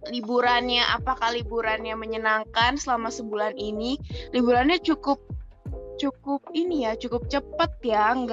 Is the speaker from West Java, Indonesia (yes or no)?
yes; Depok, West Java, Indonesia; Aku juga asal Depok nih guys.